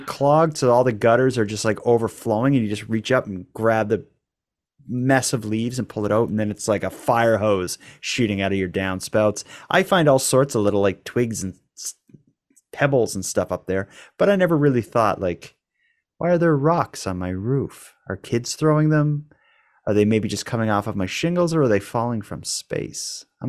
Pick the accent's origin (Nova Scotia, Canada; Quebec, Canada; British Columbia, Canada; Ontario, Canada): Nova Scotia, Canada; Cape Breton; I'm from Cape Breton. It's like, it's such a, where I grew up in the 80s, it was like everybody in my school celebrated Christmas and was like Catholic and stuff.